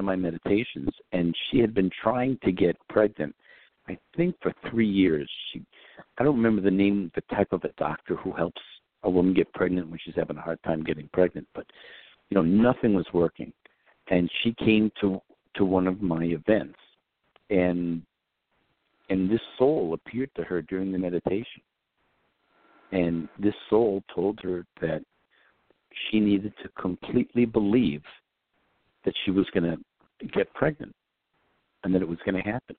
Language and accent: English; New York, United States; I grew up in New York